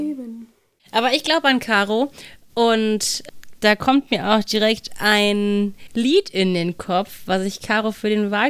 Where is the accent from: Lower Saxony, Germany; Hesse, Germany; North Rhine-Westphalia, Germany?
North Rhine-Westphalia, Germany; Cologne; Ja, dieses Alt, das kann ich mir als Kölnerin